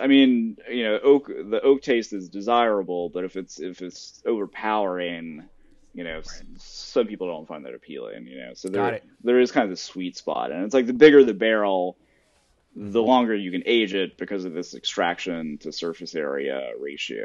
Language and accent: English; Tennessee, United States; I'm from Tennessee